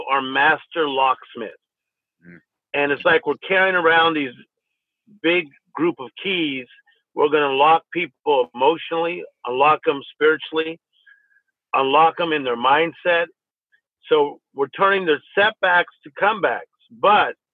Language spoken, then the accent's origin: English; Compton, California, United States; when I was a young guy growing up in Compton, California, we literally did not have much